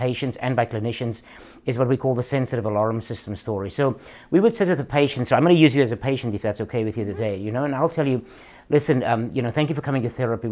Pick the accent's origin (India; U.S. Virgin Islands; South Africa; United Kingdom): South Africa; moved away as an adult; now in United States; I live in the United States, so from South Africa originally